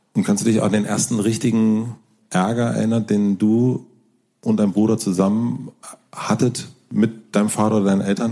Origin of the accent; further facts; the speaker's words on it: South Brandenburg, Germany; ich komme aus Südbrandenburg, ähm, Südbrandenburg